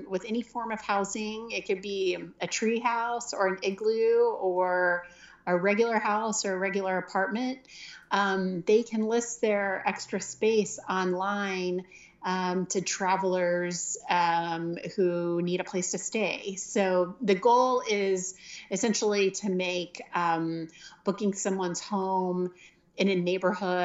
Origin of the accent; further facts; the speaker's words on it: Jenks, Oklahoma, United States; moved away as an adult; also born or lived in Washington, D.C.; I grew up in Oklahoma and went to high school in Jinx